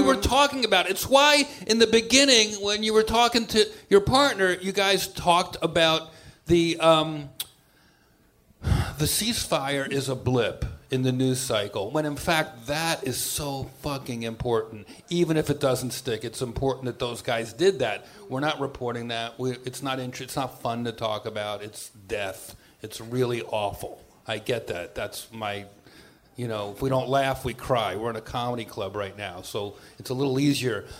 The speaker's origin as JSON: {"language": "English", "region": "New York", "country": "United States", "tie": "born or raised there", "said": "I grew up in New York"}